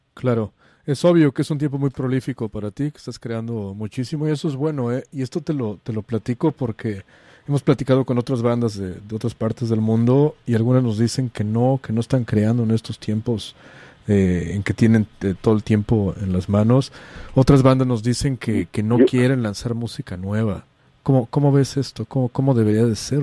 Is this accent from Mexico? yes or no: yes; Mexico; now in San Francisco, United States; como decimos en México